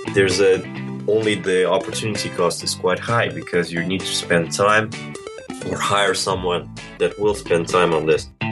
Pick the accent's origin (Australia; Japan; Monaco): Monaco; moved away as an adult; also born or lived in Moscow, Russia; now in London, United Kingdom; I was born in Russia, moved to Monaco when I was four, finished high school here